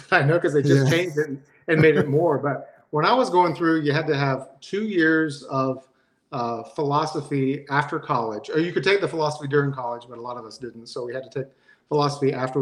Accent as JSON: {"language": "English", "town": "Marietta", "region": "Georgia", "country": "United States", "tie": "born or raised there", "also_born_or_lived": "Monroe, Georgia", "said": "I grew up in Marietta, actually, which is just northwest of Atlanta, one of the suburbs northwest of Atlanta. And so I've been in the Atlanta area all my life"}